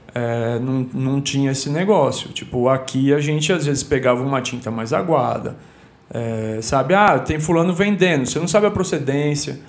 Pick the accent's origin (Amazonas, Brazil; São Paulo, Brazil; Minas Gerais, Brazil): São Paulo, Brazil; Guarulhos; moved away as an adult; also born or lived in Stockholm, Sweden; eu digo de onde eu vim né tipo do, de Guarulhos